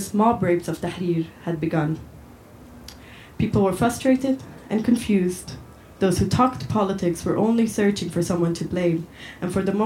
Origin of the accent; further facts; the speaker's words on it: Cairo, Cairo Governorate, Egypt; moved away as an adult; also born or lived in Edinburgh; now in Scotland, United Kingdom; I'm from Cairo, but I'm based here in Scotland